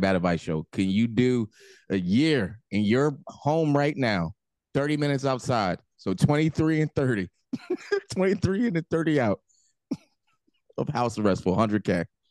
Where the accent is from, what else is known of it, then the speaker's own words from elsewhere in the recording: New Jersey, United States; I'm the dude from Jersey that drinks